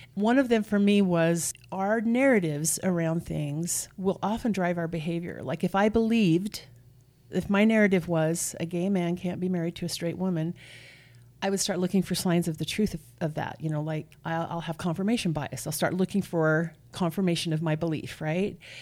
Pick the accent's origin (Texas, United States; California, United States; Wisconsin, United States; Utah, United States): Utah, United States; Nephi; raised here in Utah. I'm from Nephi.